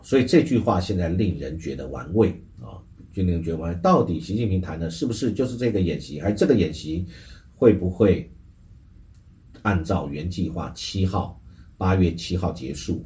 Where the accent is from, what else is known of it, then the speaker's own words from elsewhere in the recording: Taiwan; 我们台湾其实应该是要很谨慎的去想出来我们自己的应对